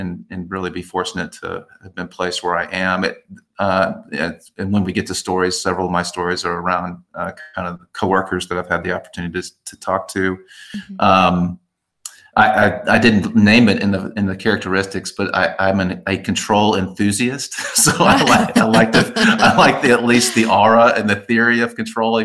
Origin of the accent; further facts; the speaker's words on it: Dallas, Texas, United States; I grew up in Dallas. I still live in Dallas